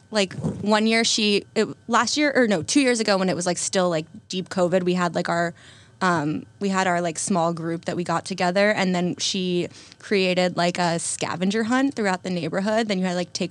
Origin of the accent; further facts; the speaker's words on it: North Carolina, United States; like I still think of the seasons the way I thought of them when I was growing up in North Carolina.